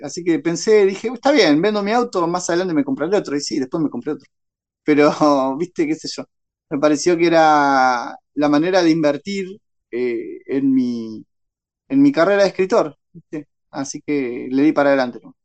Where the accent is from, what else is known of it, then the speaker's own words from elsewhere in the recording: Tornquist, Buenos Aires Province, Argentina; also born or lived in Ciudad del Este, Paraguay; now in Bahía Blanca, Argentina; Yo ahora estoy en Bahía Blanca, pero viví toda mi infancia y adolescencia en Torkins